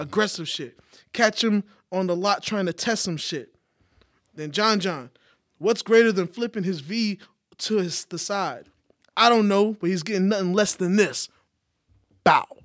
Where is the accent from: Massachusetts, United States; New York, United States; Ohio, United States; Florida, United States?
New York, United States; now in Atlanta, United States; I'm from New York.